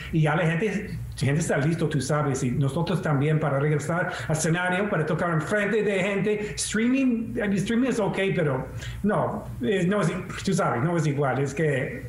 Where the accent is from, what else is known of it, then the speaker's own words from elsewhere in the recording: Detroit, Michigan, United States; yo crecí en Detroit tocando en la blues en la calle